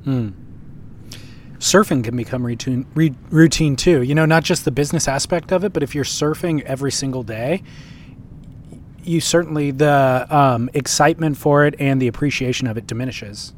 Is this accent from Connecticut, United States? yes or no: no; Huntington Beach, California, United States; born or raised there